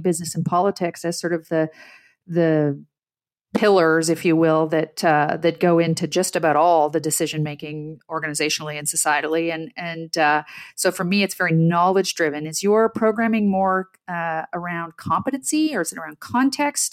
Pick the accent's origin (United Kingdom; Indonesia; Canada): Canada; Ottawa, Ontario; I'm Canadian-born. I, I grew up in the middle class. I grew up in Ottawa